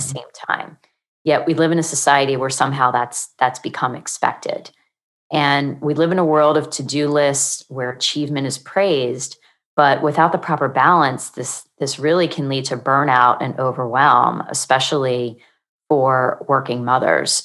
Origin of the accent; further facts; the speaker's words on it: Pennsylvania, United States; moved away as an adult; also born or lived in Virginia / Maryland; now in Charlotte, United States; I'm originally from Pennsylvania